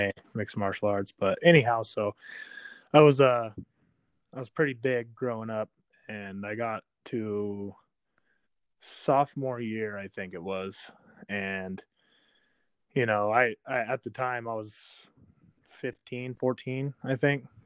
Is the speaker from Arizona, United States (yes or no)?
yes; Kingman, Arizona, United States; I was born and raised in Kingman, so Kingmanite